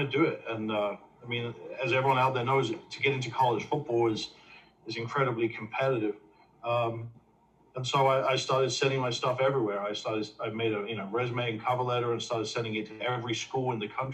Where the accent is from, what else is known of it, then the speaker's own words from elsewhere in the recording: England, United Kingdom; moved away as an adult; now in United States; grew up, born and raised in England